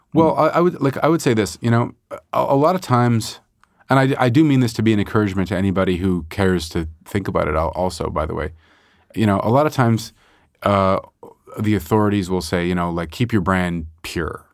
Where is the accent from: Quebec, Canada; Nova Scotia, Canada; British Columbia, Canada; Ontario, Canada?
Quebec, Canada; Montreal; also born or lived in Chicago; I mostly grew up in Montreal